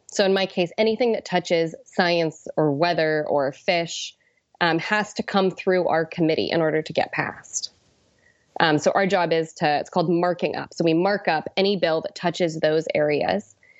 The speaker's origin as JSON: {"language": "English", "region": "Washington", "country": "United States", "moved": "yes", "said": "coming from Washington to wanna work for my home state senator"}